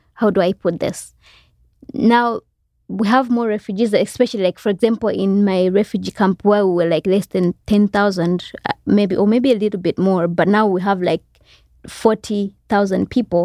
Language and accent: English; Malawi; also born or lived in Rwanda / Congo; I grew up, for the most part, in Zale-, like a refugee camp. When we got there, I was about eight years old